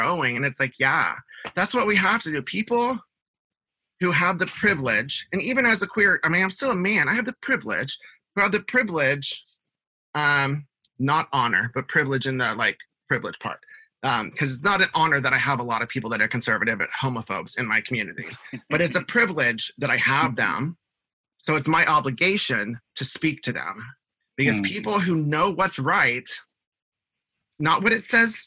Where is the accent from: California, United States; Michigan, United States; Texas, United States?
Texas, United States; Houston; I grew up in Houston, Texas.